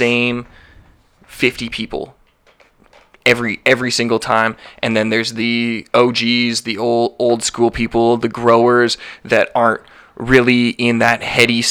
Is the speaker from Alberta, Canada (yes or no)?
yes; Calgary, Alberta, Canada; also born or lived in Vancouver; I'm born and raised in Calgary. I moved to Vancouver for a few months.